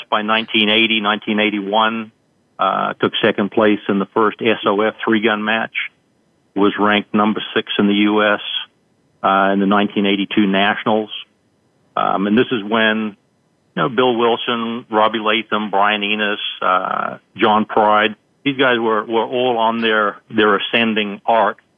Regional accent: New Zealand; moved away as an adult; now in United States; I grew up in New Zealand. I came to the United States in uh, 1977 for deep sea diving school, and I was actually still in the Army at the time.

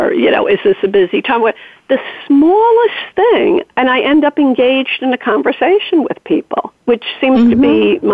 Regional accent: New York, United States; as a New Yorker

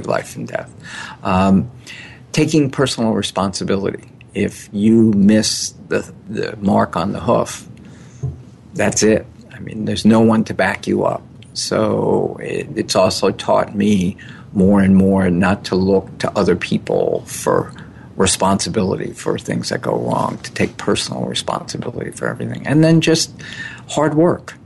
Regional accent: New York City, New York, United States; also born or lived in Old Chatham, New York; I was born in New York City

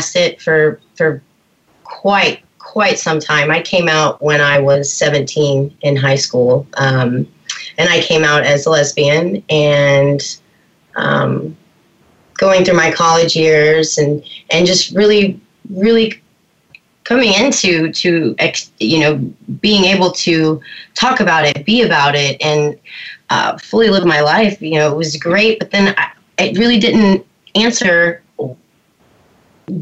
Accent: Texas, United States; I grew up in Texas, born and raised, and very Southern Baptist family.

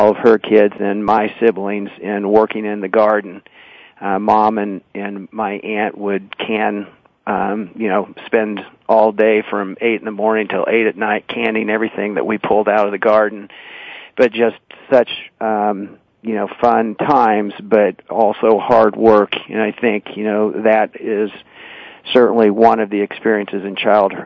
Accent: Olathe, Kansas, United States; I was born and raised here in Kansas City, a suburb just on the southwest side of town called Olathe, Kansas

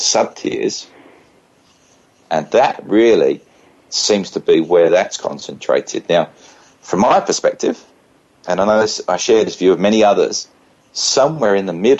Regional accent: United Kingdom; Being a British citizen

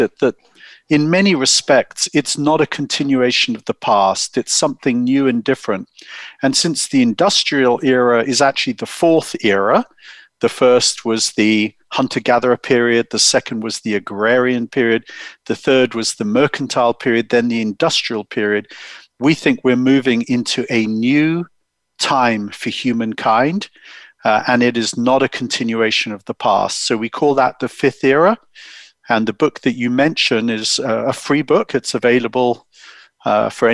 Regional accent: United Kingdom; accent: English; moved away as an adult; now in Silicon Valley, United States; I'm English, as you can tell. My wife and I grew up in the UK.

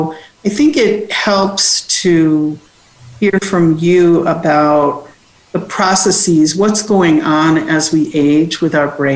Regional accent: Cincinnati, Ohio, United States; University of Cincinnati, my hometown

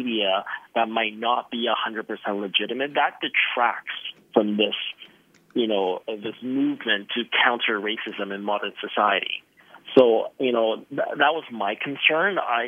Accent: China; born there; I was born in China. I am ethnically Chinese

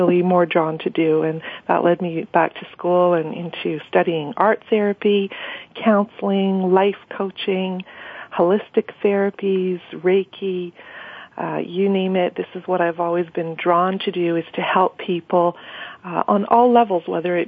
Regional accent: Montreal, Quebec, Canada; moved away as an adult; now in Ottawa, Canada; I was born and raised in Montreal and have been living in Ottawa for about 10 years

